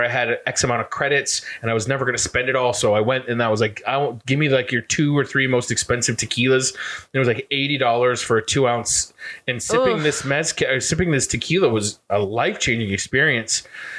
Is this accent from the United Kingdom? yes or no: no; Fairfield, Maine, United States; But yeah, so I grew up in Central Maine.